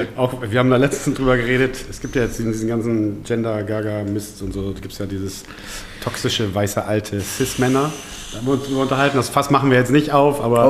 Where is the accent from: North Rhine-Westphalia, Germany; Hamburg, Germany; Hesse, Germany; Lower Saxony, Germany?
Lower Saxony, Germany; Osnabrück; born or raised there; also born or lived in Balkans (family origin)